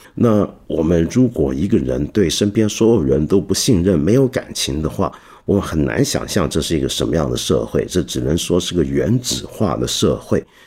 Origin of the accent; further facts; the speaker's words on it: China; 我们中国人自古以来最看重的是孝道，尤其在儒家传统里面